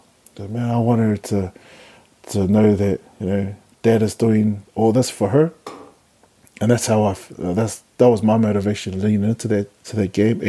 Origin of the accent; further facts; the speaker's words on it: Wellington, New Zealand; because I'm from Wellington, should I sit in the middle?